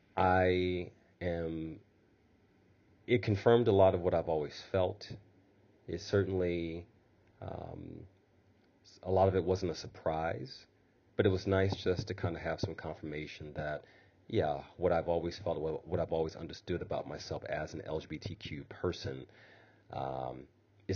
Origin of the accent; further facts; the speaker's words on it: Midwest, United States; being a Midwesterner.